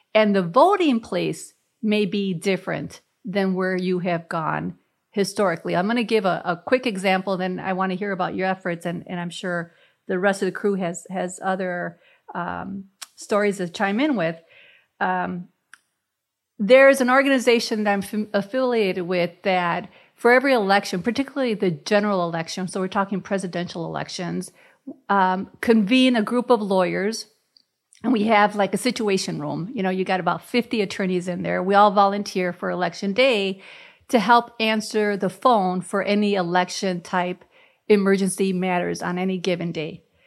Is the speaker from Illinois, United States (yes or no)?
yes; Chicago, Illinois, United States; moved away; growing up in Chicago and the barrio